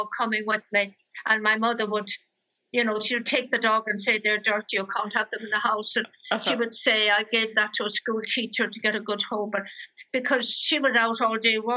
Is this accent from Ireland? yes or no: yes; County Limerick, Munster, Ireland; I was born in County Limerick, in the countryside, really, in a small village.